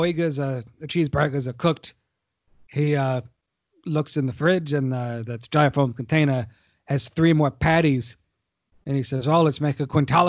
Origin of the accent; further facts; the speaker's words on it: United States; Because I'm an American. I love a hamburger.